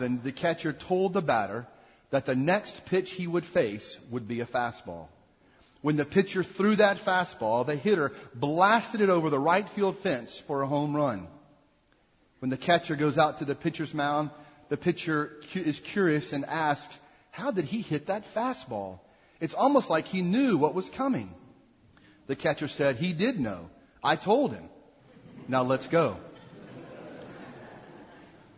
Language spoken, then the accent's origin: English; Jackson, Mississippi, United States; now in Lynchburg, United States; growing up in Jackson, Mississippi, we enjoyed summers going to Smithville Stadium